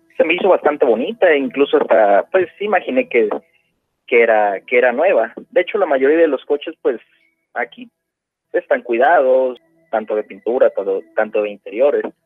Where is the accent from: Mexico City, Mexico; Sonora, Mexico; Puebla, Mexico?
Puebla, Mexico; now in Phoenix, United States; yo soy nacido en Puebla, soy poblano.